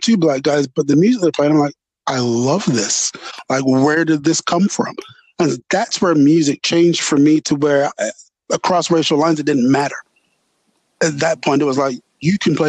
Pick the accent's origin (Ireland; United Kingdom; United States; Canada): United Kingdom; England; growing up in England